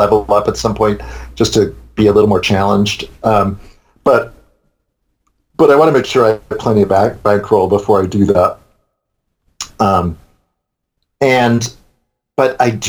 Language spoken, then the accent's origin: English; New York, United States; moved away; I'm from New York. I lived in New York 22 years